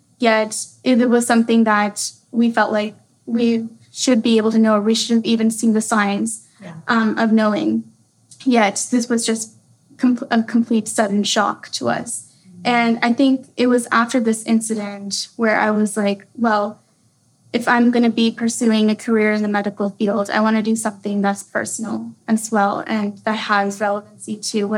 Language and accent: English; Austin, Texas, United States; also born or lived in Minnesota; I'm right here from Austin, Texas.